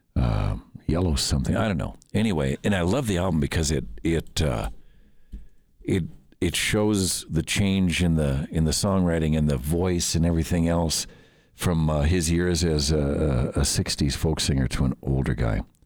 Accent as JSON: {"language": "English", "town": "Minneapolis", "region": "Minnesota", "country": "United States", "tie": "born or raised there", "moved": "yes", "said": "Minneapolis, which is my hometown"}